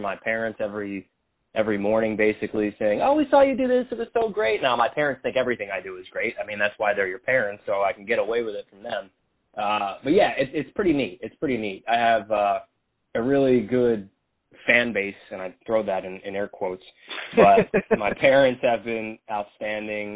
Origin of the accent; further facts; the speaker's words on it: Philadelphia, Pennsylvania, United States; grew up in Northeast Philly, Lawndale, Burholm area